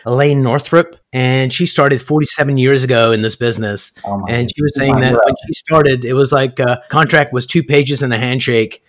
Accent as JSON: {"language": "English", "country": "Canada", "said": "I'm a Canadian"}